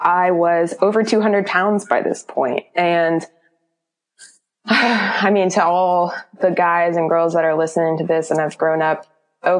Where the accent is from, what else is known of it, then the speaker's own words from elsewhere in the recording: Florida, United States; also born or lived in Oklahoma; I am originally from Oklahoma, but I moved to Florida when I was in third going into fourth grade. Pretty much been here almost ever since